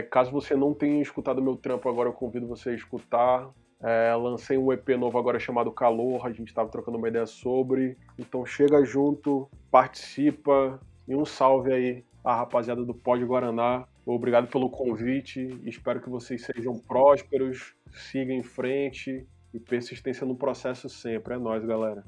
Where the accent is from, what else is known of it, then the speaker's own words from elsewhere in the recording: São Paulo, Brazil; nasci em São Paulo